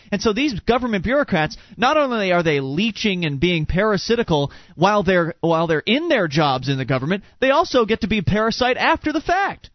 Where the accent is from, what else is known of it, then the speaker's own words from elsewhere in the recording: Sarasota, Florida, United States; moved away; we come from Sarasota, Florida, where the the housing market's pretty crazy